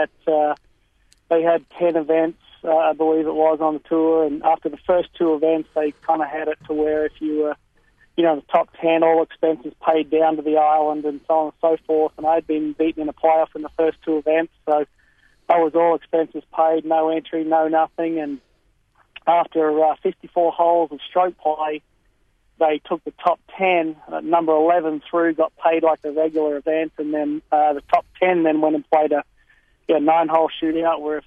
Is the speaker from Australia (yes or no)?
yes; Brisbane, Queensland, Australia; moved away as an adult; also born or lived in Texas, United States; now in United States; I was born and raised in Brisbane, lived over there in Australia until about 1997